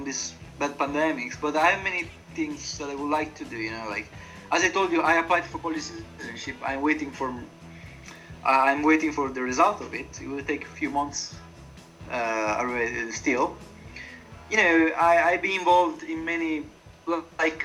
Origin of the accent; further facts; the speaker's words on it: Italy; English is a second language; moved away as an adult; now in Warsaw, Poland; in my hometown, there's a big shopping mall where there was, when I was a kid, it was incredibly dynamic and active